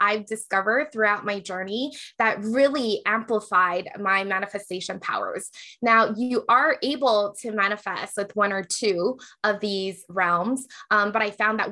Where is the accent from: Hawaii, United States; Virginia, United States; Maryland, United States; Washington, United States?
Hawaii, United States; now in Las Vegas, United States; I grew up in Hawaii and Asians were the majority